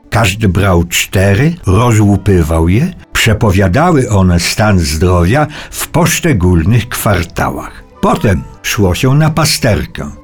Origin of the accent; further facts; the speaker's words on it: Cieszyn Silesia, Silesian Voivodeship, Poland; w moich stronach, to znaczy na Śląsku Cieszyńskim